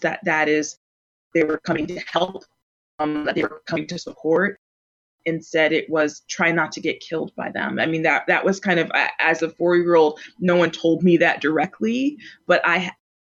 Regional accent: Plainfield, New Jersey, United States; now in Minneapolis, United States; I'm from Plainfield, New Jersey

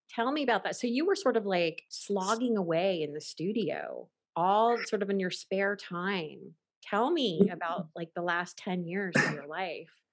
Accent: Ohio, United States; moved away as an adult; also born or lived in Los Angeles; when I first moved to Los Angeles in 93 um, or 92, um, you know, people, they knew I was from Ohio.

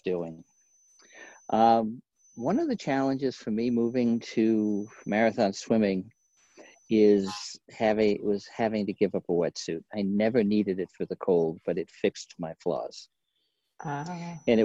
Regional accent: Maine, United States; now in Portland, United States; I grew up in Maine

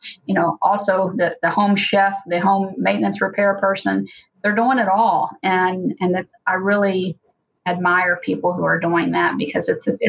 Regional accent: Hamilton, Ohio, United States; Well, I had a big family, lots of extended family. Both my parents had a lot of siblings, so I had many cousins, and there was always someone around.

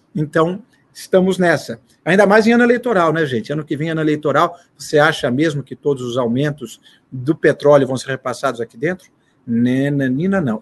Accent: Brazil; para nós brasileiros

